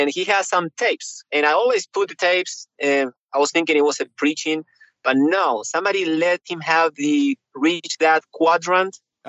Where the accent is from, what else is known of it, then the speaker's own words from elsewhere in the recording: Neuquén, Argentina; also born or lived in Mendoza, Argentina; Patagonia. Patagonia. That's south Neuquén.